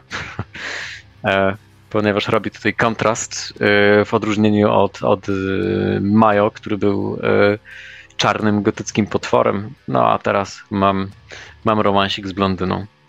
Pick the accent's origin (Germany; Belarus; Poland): Germany; moved away; wychowywałem się w Niemczech